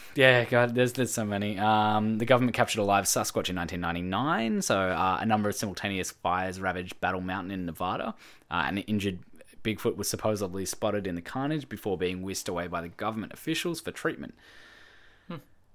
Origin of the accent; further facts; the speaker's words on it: Dandenong Ranges, Victoria, Australia; We grew up together in the Dandenong Ranges outside of Melbourne.